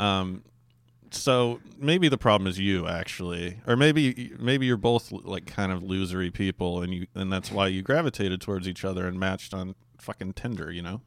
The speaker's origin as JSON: {"language": "English", "region": "Alaska", "country": "United States", "tie": "born or raised there", "said": "where I grew up in Alaska"}